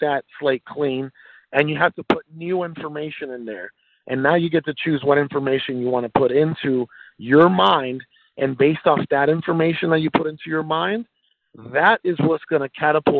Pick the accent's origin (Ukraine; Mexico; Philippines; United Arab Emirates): Mexico; moved away; I was born in Mexico